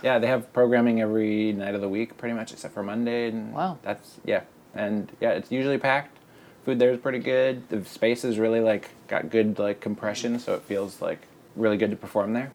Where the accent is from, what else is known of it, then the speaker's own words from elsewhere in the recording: Boston, Massachusetts, United States; I'm from Boston